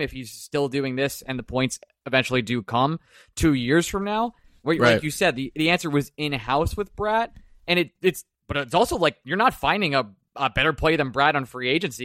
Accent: Bay Shore, New York, United States; now in Philadelphia, United States; I was born and raised in Bayshore, Long Island, and now I live in Philadelphia

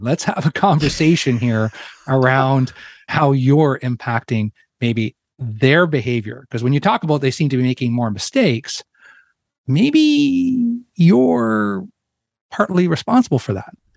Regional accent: Ontario, Canada; moved away as an adult; I'm a Canadian that grew up in, in Ontario

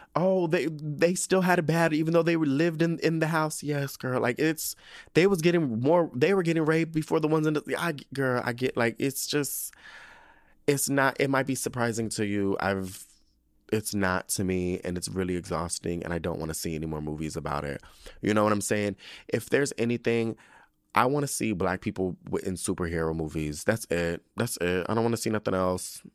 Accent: San Diego, California, United States; moved away; we're all from San Diego

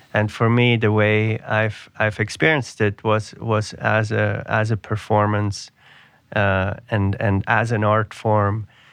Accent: Switzerland; now in New York City, United States; I grew up in Switzerland

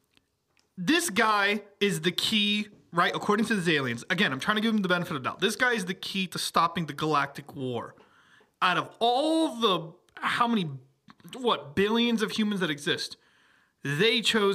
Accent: Miami, Florida, United States; I lived in Miami my whole life

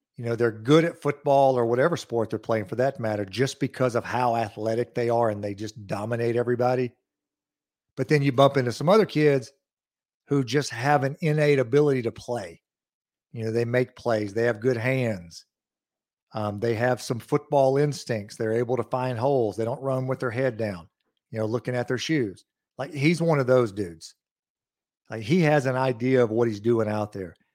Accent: Lawrence County, Mississippi, United States; growing up in Lawrence County

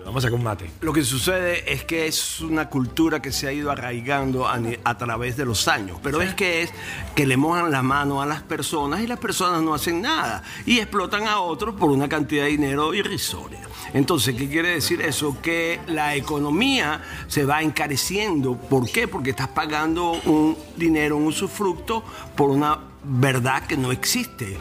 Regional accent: Venezuela; now in United States; como venezolano

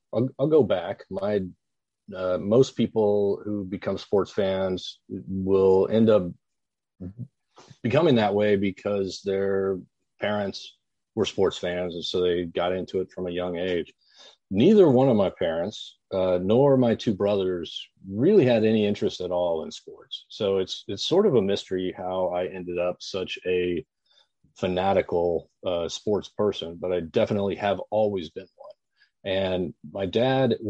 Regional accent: Oklahoma, United States; growing up in Oklahoma

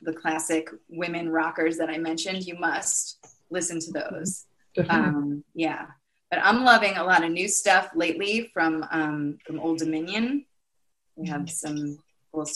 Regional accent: New York, United States; I'm from New York

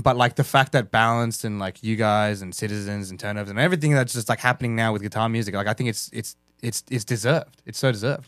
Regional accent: Australia; we're fucking Australian.

